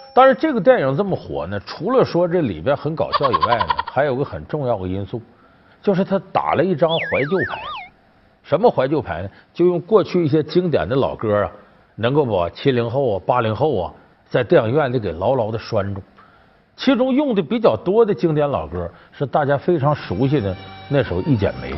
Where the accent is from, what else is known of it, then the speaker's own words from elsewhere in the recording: Northeast China, China; 我这老家在东北